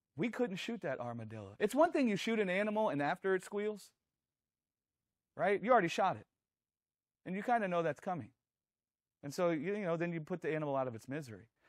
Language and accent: English; Louisiana, United States; we grew up in Louisiana